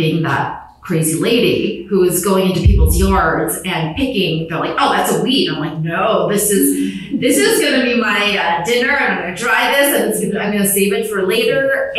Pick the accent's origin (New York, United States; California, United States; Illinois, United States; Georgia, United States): Illinois, United States; Chicago; I grew up in the Chicagoland area